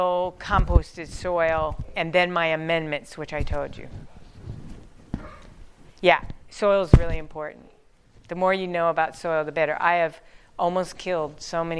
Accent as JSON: {"language": "English", "town": "Denver", "region": "Colorado", "country": "United States", "tie": "born or raised there", "said": "I grew up in Denver."}